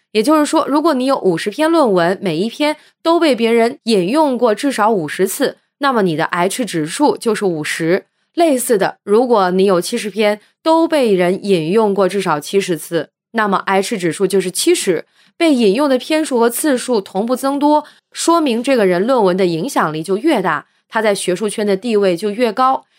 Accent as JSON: {"language": "Chinese", "country": "China", "said": "我们中国人"}